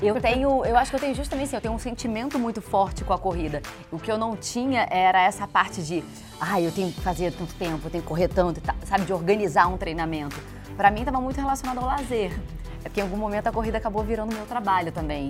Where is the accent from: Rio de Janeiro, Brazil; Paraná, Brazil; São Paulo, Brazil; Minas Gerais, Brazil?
Rio de Janeiro, Brazil; sou carioca